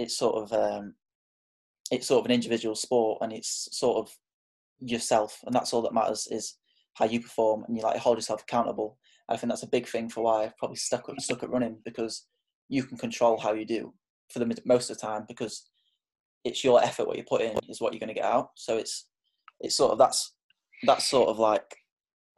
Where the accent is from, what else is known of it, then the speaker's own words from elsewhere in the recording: Sheffield, Yorkshire and the Humber, United Kingdom; I'm from Sheffield in the UK.